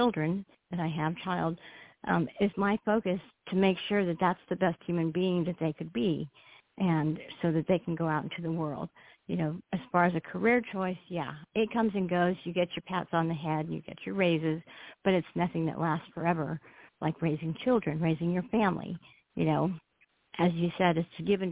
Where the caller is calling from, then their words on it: Ontario, California, United States; calling from California, Southern California